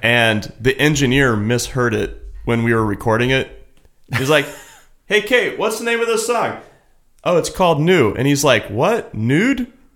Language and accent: English; Kansas City, Missouri, United States; moved away as an adult; also born or lived in Cincinnati, Ohio; now in Los Angeles, United States; I'm from Kansas City, originally